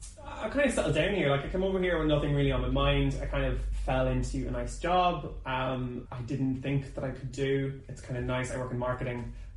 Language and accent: English; Ireland; moved away as an adult; now in London, United Kingdom; especially being a gay guy growing up in like, you know, rural Ireland